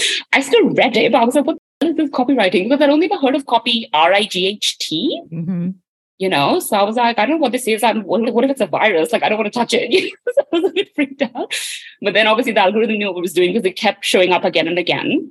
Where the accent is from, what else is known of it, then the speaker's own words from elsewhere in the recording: India; moved away as an adult; now in London, United Kingdom; I was born and raised in India